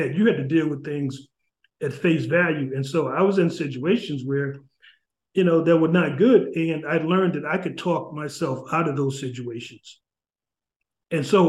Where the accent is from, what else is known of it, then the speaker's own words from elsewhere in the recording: New Haven, Connecticut, United States; growing up in New Haven, I grew up, you know, in the projects in Ashland Street